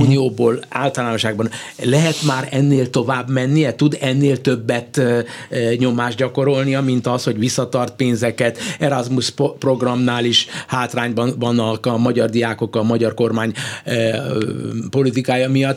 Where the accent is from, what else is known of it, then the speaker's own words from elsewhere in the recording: Hungary; Magyarországról jövök